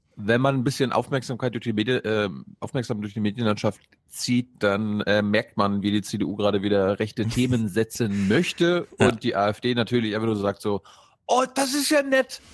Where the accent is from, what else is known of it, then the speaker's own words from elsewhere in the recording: Berlin, Germany; als Berliner